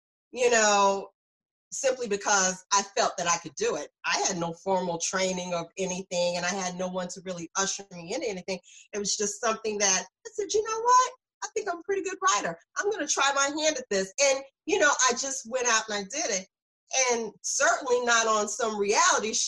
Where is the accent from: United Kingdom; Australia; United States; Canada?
United States; South Carolina; moved away as an adult; now in New Jersey, United States; I'm from South Carolina.